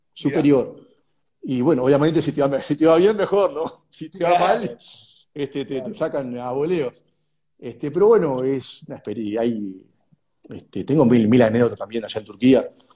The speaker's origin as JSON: {"language": "Spanish", "country": "Uruguay", "also_born_or_lived": "São Paulo", "moved": "as an adult"}